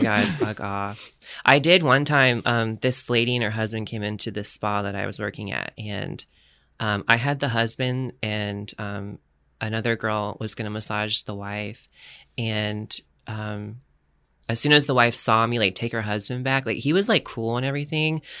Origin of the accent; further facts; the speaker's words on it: Florida, United States; moved away as an adult; now in San Diego, United States; I'm from Florida